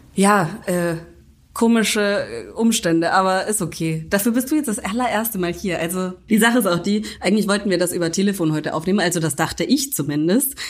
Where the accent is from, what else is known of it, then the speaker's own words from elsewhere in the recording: Franconia, Bavaria, Germany; ich aus Franken komme